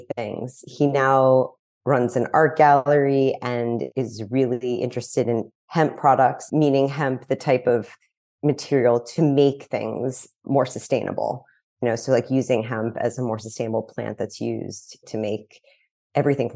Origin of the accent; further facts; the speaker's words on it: New York City, New York, United States; moved away as an adult; also born or lived in Los Angeles; now in Malibu, United States; So I grew up in New York City. I know there's not many of us, but I grew up on the Upper West Side in New York City